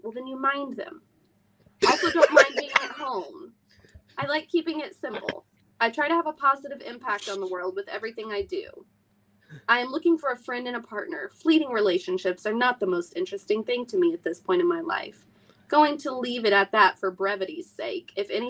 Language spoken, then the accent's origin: English; California, United States; also born or lived in Midwest; I was raised in California and the Midwest.